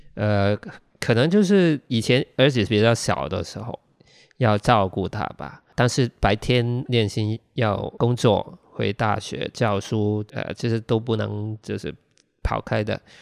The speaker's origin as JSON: {"language": "Chinese", "country": "Hong Kong", "tie": "born or raised there", "first_language": "Cantonese", "second_language": "Chinese", "said": "我们在香港学中文跟写作的状态很奇怪"}